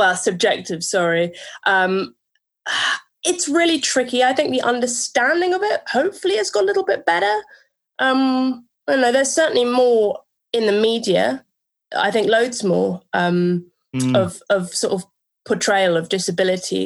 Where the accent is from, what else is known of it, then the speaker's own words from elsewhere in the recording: London, United Kingdom; I grew up in London.